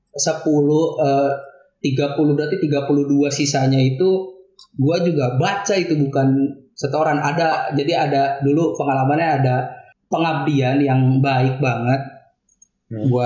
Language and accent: Indonesian; Kuningan, West Java, Indonesia; Oke, gue juga orang Kuningan, Cijoho gue.